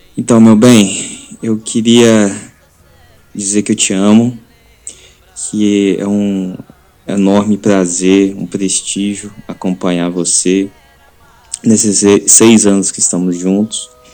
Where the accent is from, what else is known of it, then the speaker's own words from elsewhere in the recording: Viçosa, Minas Gerais, Brazil; sou de Viçosa, Minas Gerais